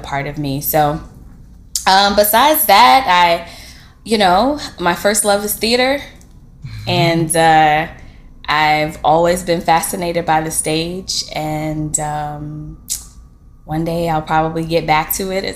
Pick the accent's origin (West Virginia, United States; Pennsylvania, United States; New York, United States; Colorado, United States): New York, United States; New York City; I'm like literally from Brooklyn, born, bred, both my parents as well as a grandparent.